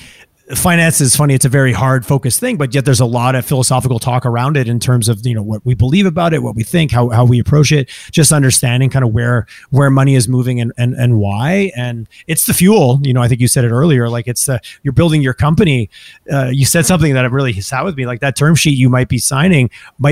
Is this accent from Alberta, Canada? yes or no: no; Montreal, Quebec, Canada; now in Edmonton, Canada; I'm growing up in Montreal.